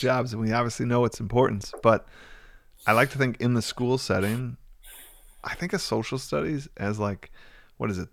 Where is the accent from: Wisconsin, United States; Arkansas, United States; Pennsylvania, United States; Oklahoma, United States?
Wisconsin, United States; near Milwaukee; also born or lived in Cincinnati, United States; moved back to my hometown, which is about twenty minutes outside Milwaukee